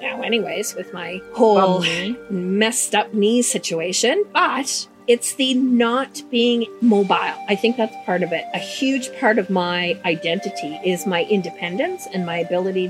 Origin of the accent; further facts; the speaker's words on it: Winnipeg, Manitoba, Canada; now in Nova Scotia, Canada; growing up in Winnipeg, once the equinox hit, it was vicious cold